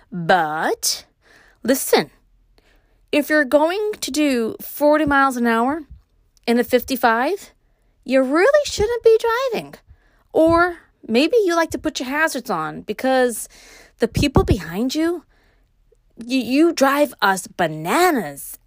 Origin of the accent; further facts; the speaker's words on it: New York City, New York, United States; now in Upstate New York, United States; growing up in Brooklyn and moving to upstate, Brooklyn raised, living upstate